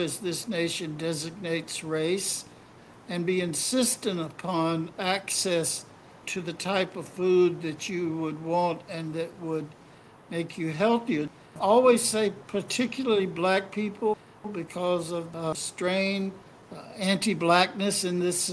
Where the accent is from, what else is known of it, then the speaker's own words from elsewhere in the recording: Mississippi, United States; I was growing up in Mississippi in a total white supremacist environment